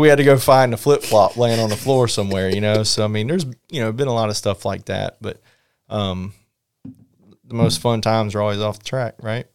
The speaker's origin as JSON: {"language": "English", "region": "North Carolina", "country": "United States", "tie": "born or raised there", "said": "growing up in North Carolina"}